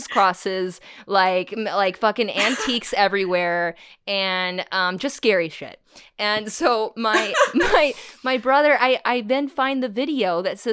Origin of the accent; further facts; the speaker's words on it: Huntington Beach, California, United States; I grew up in Huntington Beach